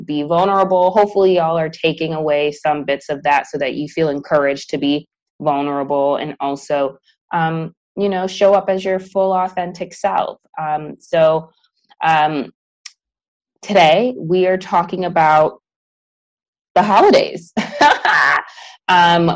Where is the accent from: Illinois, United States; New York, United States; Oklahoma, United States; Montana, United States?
Illinois, United States; Chicago; moved away as an adult; now in Houston, United States; I'm from Chicago